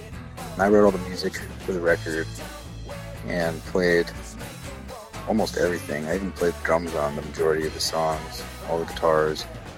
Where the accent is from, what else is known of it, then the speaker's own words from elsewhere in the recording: Salem, Oregon, United States; It's about 35 miles south of Portland. Yeah, there's only one like real major road in Oregon.